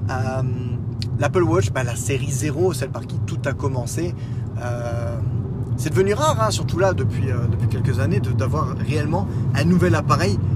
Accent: France; Oui, ah, je suis français, madame.

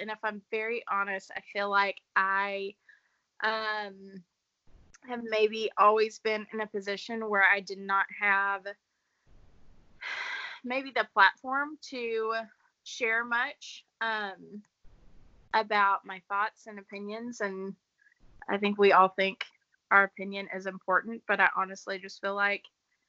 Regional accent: Little Rock, Arkansas, United States; born there; also born or lived in Shreveport / Tyler / St. Louis / Palestine; So I am a minister's kid. So we moved around quite a bit growing up. I was born in Little Rock, Arkansas.

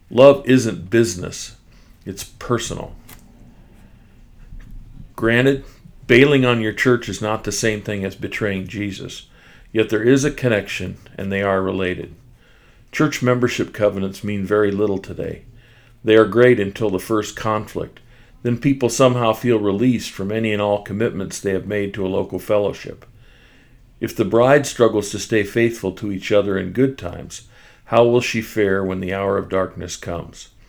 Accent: Kansas City, Missouri, United States; in the International House of Prayer in my hometown of Kansas City.

